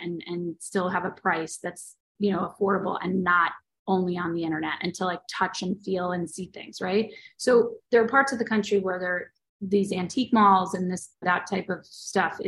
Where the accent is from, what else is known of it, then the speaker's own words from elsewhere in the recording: Long Island, New York, United States; moved away as an adult; also born or lived in Boston; now in Los Angeles, United States; I grew up in Long Island. I grew up in New York